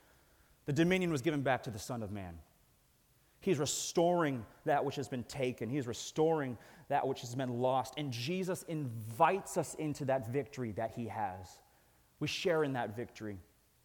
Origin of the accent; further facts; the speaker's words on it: Snohomish, Washington, United States; I'm from Snohomish. And one of the guys that's on staff at their church, I used to go to high school